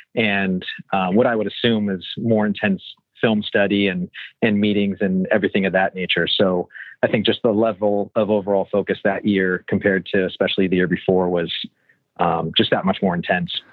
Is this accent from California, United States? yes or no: yes; Southern California, United States; a kid growing up in Southern California